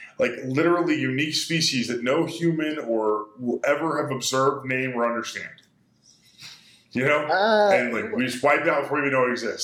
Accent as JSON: {"language": "English", "region": "Texas", "country": "United States", "said": "because we are of, Spanish heritage, Latin heritage, Mexican heritage."}